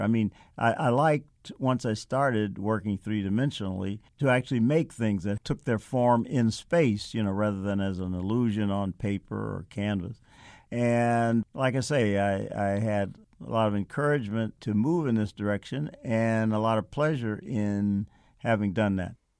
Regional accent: Chicago, Illinois, United States; Growing up in Chicago, I, uh, was fortunate to have a mother who had a great interest in the arts

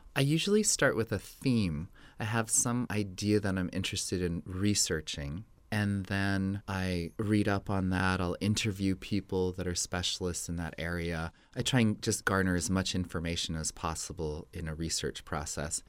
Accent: Santa Fe, New Mexico, United States; moved away as an adult; I grew up in Santa Fe in New Mexico

